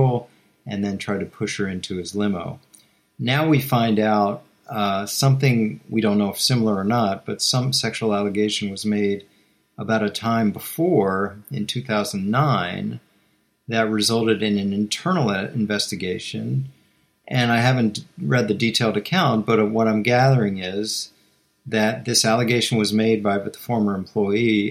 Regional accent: Washington, District of Columbia, United States; I'm born and bred in Washington

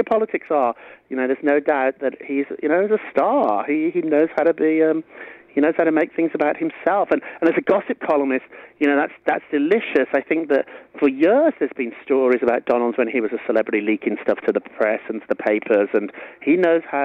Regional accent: United Kingdom; moved away as an adult; now in New York, United States; Being a Briton in New York and America

